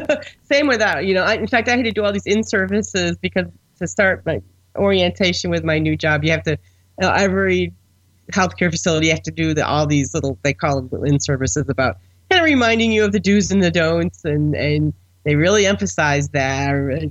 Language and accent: English; Buffalo, New York, United States; I'm the only person from a large metropolitan area that has no interest in baseball because I'm from Buffalo